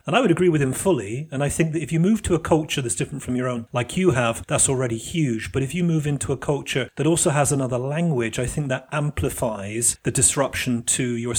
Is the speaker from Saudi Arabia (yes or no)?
no; United Kingdom; now in Italy; As a Brit coming to Italy, that really disrupted many of the ideas I had about selfhood within society.